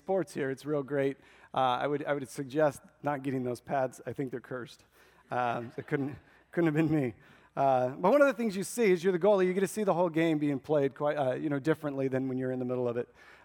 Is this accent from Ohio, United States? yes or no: no; Nebraska, United States; I was born and raised in Nebraska